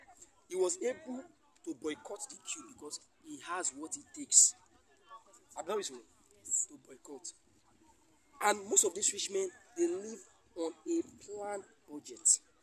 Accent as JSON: {"language": "English", "country": "Nigeria", "said": "I'm just a Nigerian."}